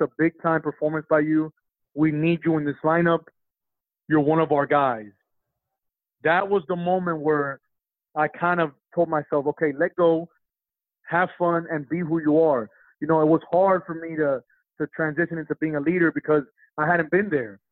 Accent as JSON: {"language": "English", "town": "Miami", "region": "Florida", "country": "United States", "tie": "born or raised there", "moved": "as an adult", "said": "I'm born and raised in Miami"}